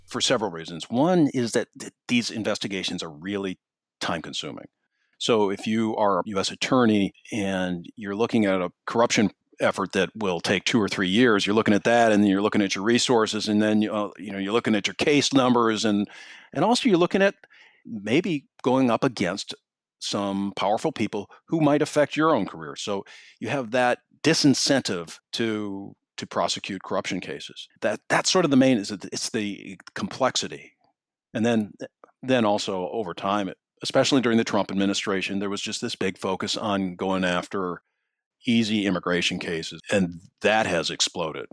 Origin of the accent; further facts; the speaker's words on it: Minneapolis, Minnesota, United States; moved away; I grew up in Minneapolis